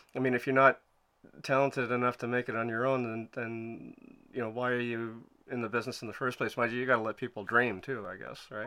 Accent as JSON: {"language": "English", "town": "Montreal", "region": "Quebec", "country": "Canada", "said": "I'm from Montreal"}